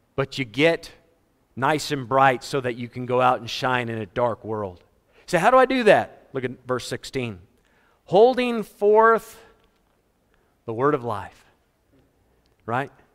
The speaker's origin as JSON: {"language": "English", "country": "United States", "tie": "born or raised there", "also_born_or_lived": "Fort Worth, Texas / Florida / Malawi", "moved": "as an adult", "said": "growing up in America. I remember losing power twice. In the twenty-six years I was in America, I moved to Africa when I was twenty-six"}